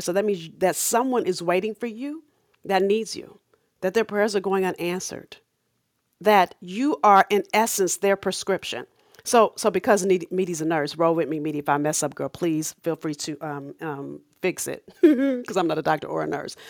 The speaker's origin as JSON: {"language": "English", "town": "Los Angeles", "region": "California", "country": "United States", "said": "I'm from South Central L"}